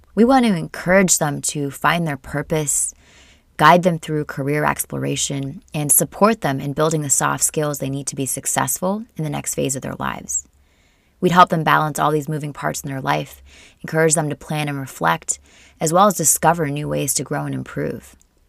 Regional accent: Portland, Oregon, United States; also born or lived in India; I am from Portland, Oregon. That's what I would call home. But I was born in India and am a Canadian citizen.

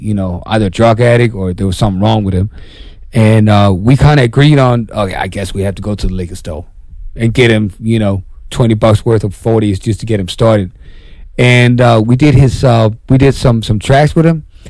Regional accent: Denmark

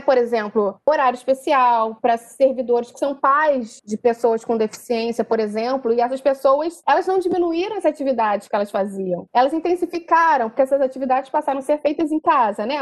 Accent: Rio de Janeiro, Brazil; eu sou da Tijuca, e na Tijuca a gente tem o famoso carro do camarão de Cabo Frio

